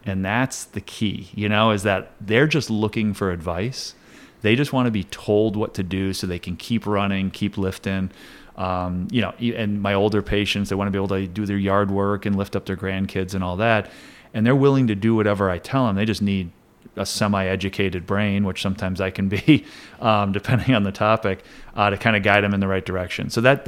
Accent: Plattsburgh, New York, United States; also born or lived in Saranac Lake / Elizabethtown; I'm a local guy. I was born in Saranac Lake, grew up in Elizabethtown till I was about 7, I think, and then moved to Plattsburgh. And I've been a city kid ever since.

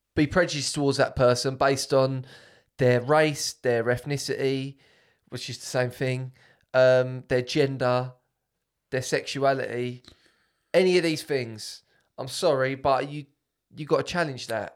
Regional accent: United Kingdom; I'm British

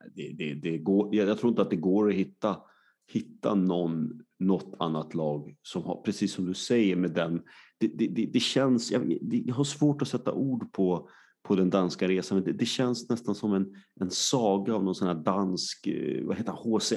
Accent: Sweden; vi svenskar

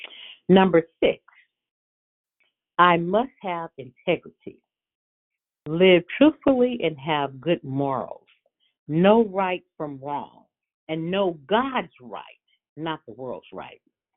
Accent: California, United States; I'm from California.

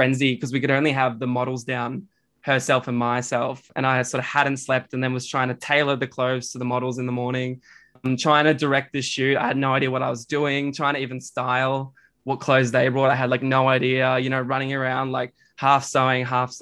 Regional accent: Bendigo, Victoria, Australia; moved away as an adult; now in Melbourne, Australia; I moved up from Bendigo

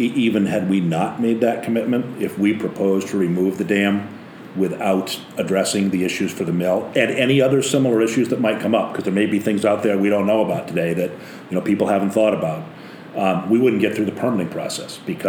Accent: Maine, United States; also born or lived in New Jersey; I was exiled from Maine for a few years after college. I lived in New Jersey

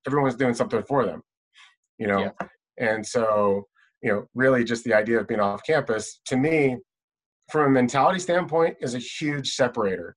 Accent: Las Vegas, Nevada, United States; growing up in Las Vegas

